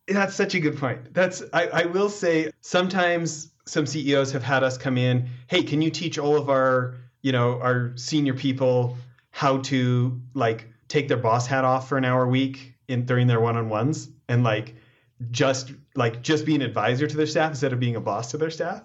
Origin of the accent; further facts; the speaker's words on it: Alberta, Canada; now in United States; me out in Alberta